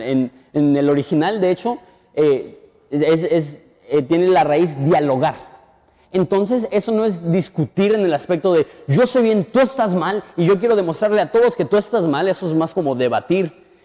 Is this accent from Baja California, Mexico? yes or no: yes; Punta Banda, Baja California, Mexico; yo soy de Punta banda